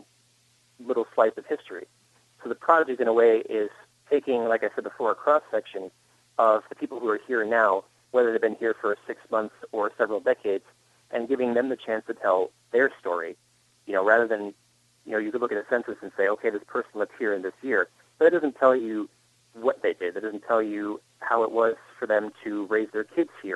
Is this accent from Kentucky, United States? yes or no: no; Palatine Bridge, New York, United States; I grew up in Palatine Bridge. My family actually moved here from New York City in 1993. So I was about two and a half at the time